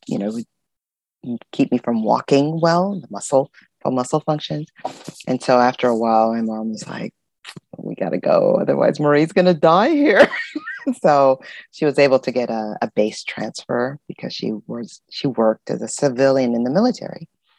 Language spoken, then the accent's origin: English; Culebra, Puerto Rico; also born or lived in Carson, California, United States; So I was born there, and then I grew up in Culebra and in Southern California in Carson.